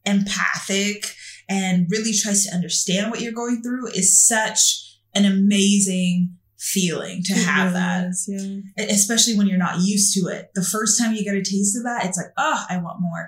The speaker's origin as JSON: {"language": "English", "country": "Canada", "tie": "born or raised there", "also_born_or_lived": "Haiti / Brooklyn, New York, United States", "said": "I was born in Haiti, spent some time there, and then grew up in Brooklyn, New York. And then I came to Canada when I was about 8 years old."}